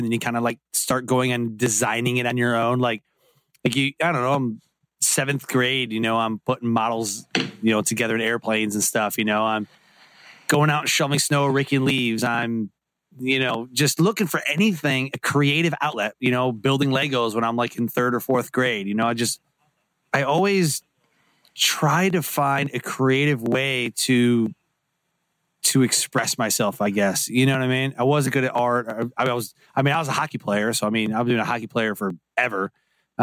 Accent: Detroit, Michigan, United States; I grew up in Detroit, Michigan

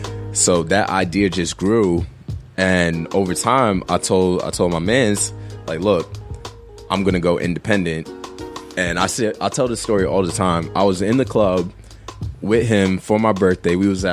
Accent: Queens, New York, United States; also born or lived in East Orange / South Jersey; now in New Jersey, United States; I'm not born and raised. I'm originally from Queens.

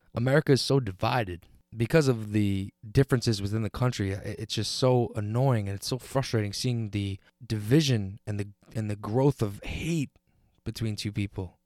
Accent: United States; being an American

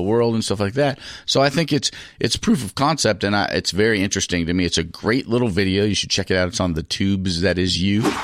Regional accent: United States; I'm from America.

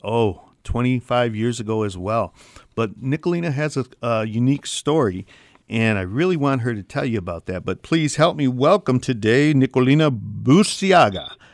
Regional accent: Michigan, United States; accent: Michigan accent; we are from Michigan and we have that Michigan accent

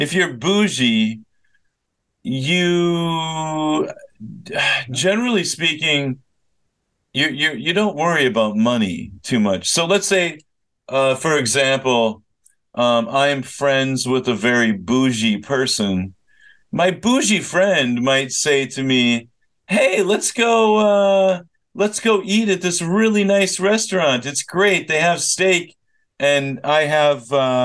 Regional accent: Minnesota, United States; moved away; I grew up in Minnesota

